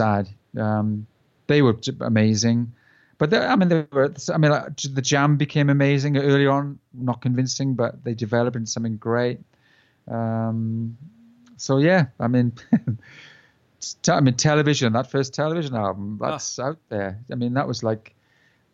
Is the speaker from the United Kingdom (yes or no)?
yes; South Wales, United Kingdom; We're from South Wales